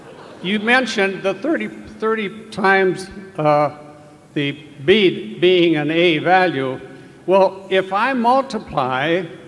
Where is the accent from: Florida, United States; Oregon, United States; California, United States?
California, United States; Santa Barbara; I'm from Santa Barbara, California.